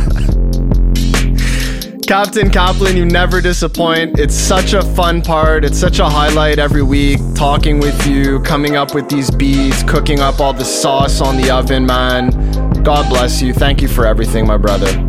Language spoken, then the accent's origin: English; Montreal, Quebec, Canada; I'm born and raised in Montreal